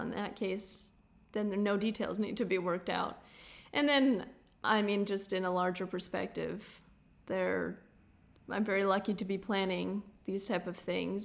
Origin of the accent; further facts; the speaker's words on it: United States; also born or lived in South Dakota; being an American